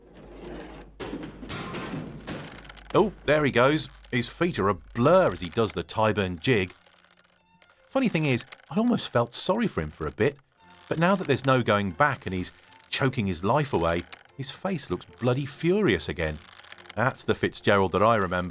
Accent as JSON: {"language": "English", "country": "United Kingdom", "said": "I'm a Brit based in the UK"}